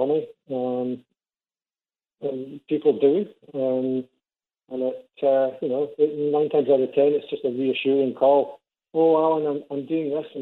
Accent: Scotland, United Kingdom; now in St. Catharines, Canada; I'm Scottish.

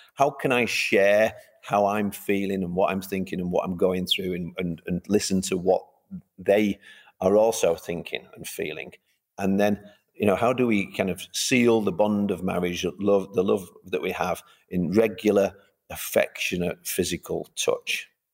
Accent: Manchester, North West England, United Kingdom; I'm from Manchester originally.

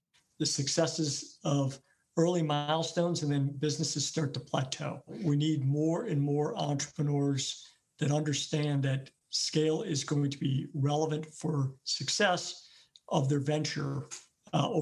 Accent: Cleveland, Ohio, United States; moved away as an adult; grew up here, riding my bikes through the metro parks as well, and always felt that Cleveland was the type of city that I could come back

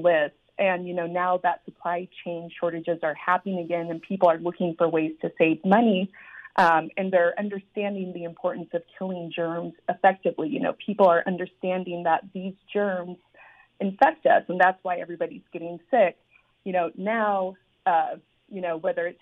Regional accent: Idaho, United States; I was raised up in Idaho

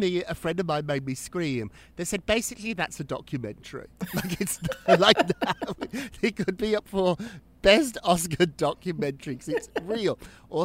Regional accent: United Kingdom; moved away as an adult; now in New York, United States; I'm now an American. I've been here longer now than I was in Britain

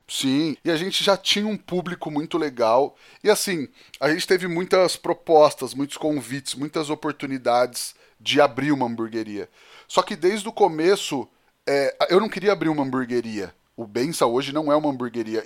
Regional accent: Penápolis, São Paulo, Brazil; also born or lived in Campinas; eu cresci em Penápolis, né? Eu sou nascido em Campinas, mas eu cresci mesmo em Penápolis, me considero muito penapolense também

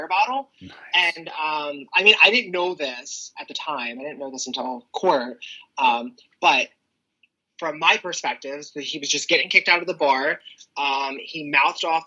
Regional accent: Claymont, Delaware, United States; I was raised in the area and I grew up on the streets of Claymont

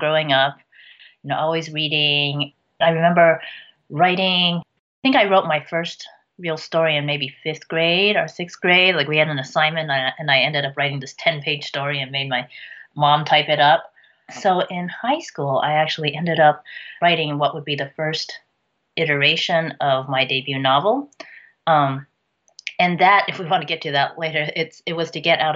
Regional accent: United States; I'm Chinese American

